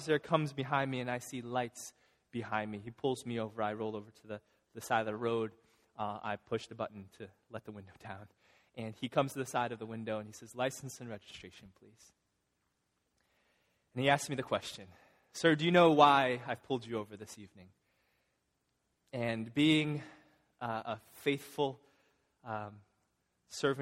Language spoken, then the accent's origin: English; Illinois, United States; now in Massachusetts, United States; I'm from Illinois